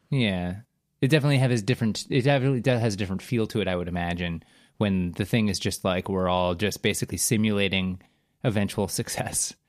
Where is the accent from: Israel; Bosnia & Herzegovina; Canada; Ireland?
Canada; I'm from Canada